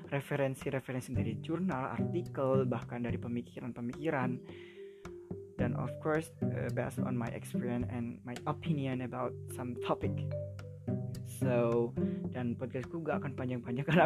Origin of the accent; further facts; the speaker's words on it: Karawang, West Java, Indonesia; now in Yogyakarta, Indonesia; jadi si aku sebenarnya orang Jawa Barat Karawang khususnya tapi now I live in Yogyakarta of course because I learn here I study here